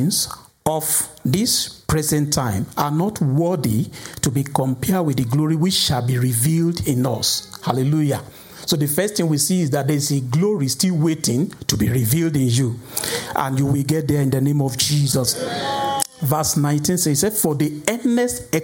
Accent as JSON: {"language": "English", "country": "Nigeria", "said": "Some of us who are from Nigeria"}